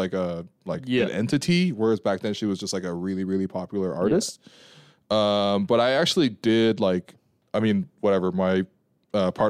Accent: Canada; I'm Canadian

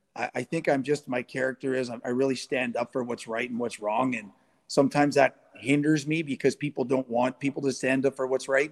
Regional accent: Sault Ste. Marie, Ontario, Canada; also born or lived in Guelph / New York / Boston / Los Angeles; born and raised in Sault Ste. Marie

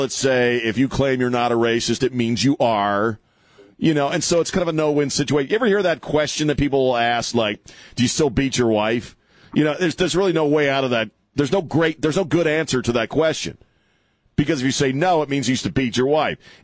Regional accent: Maryland, United States; I grew up in Maryland

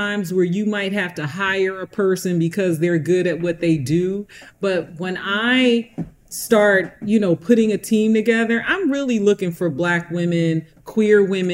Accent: Camden, New Jersey, United States; moved away; my hometown where I'm doing a huge project in Camden, New Jersey.

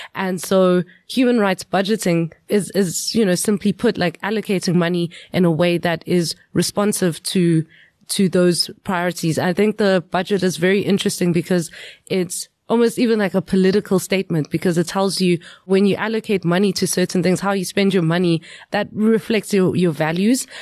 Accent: Emalahleni, Mpumalanga, South Africa; I grew up in Witbank, Emalahleni.

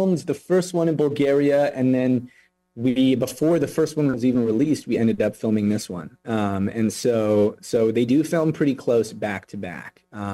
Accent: Los Angeles, California, United States; I grew up over in Woodland Hills

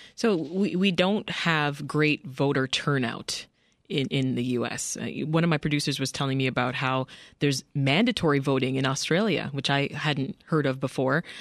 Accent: Canada; now in United States; I'm Canadian, and uh, I remember just being saturated by U.S. programming while living in Canada

